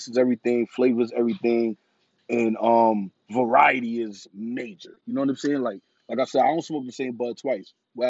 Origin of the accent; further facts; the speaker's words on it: New York City, New York, United States; I come from New York City